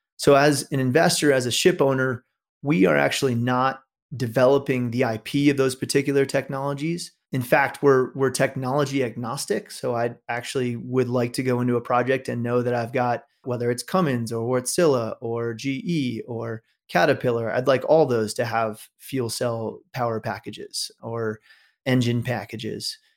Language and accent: English; New York, United States; I grew up in New York